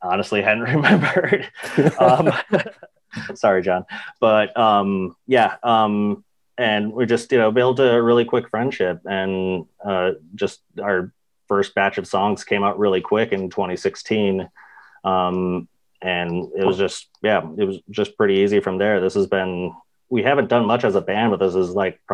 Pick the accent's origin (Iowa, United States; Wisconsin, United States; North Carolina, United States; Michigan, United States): Wisconsin, United States; Green Bay; I grew up in the Green Bay punk scene